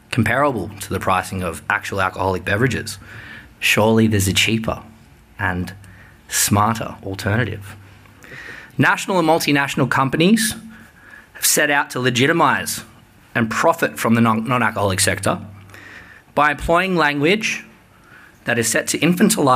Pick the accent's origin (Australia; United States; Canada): Australia; Sydney, New South Wales; I'm from Sydney